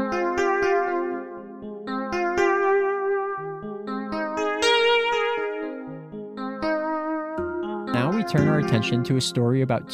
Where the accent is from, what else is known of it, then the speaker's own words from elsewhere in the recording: Chicago, Illinois, United States; I am from Chicago, meaning, yes, I am a Cubs fan.